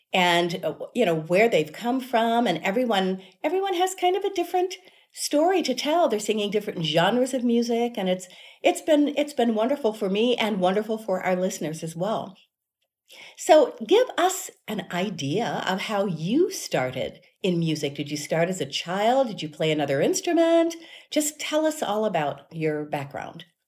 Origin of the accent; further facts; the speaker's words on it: Cincinnati, Ohio, United States; I'm originally from Cincinnati